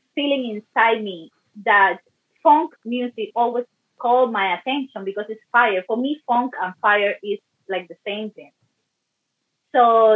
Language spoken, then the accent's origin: English; Cuba; now in Canada; I grew up in Cuba